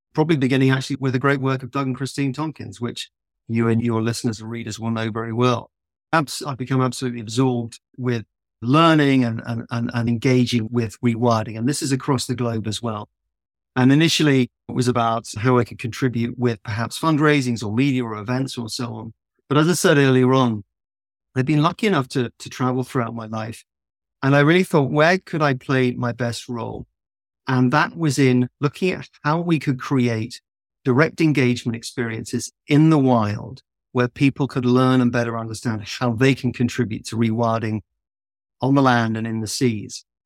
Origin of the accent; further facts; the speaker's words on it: south of England, United Kingdom; also born or lived in London; I grew up in the countryside in the south of England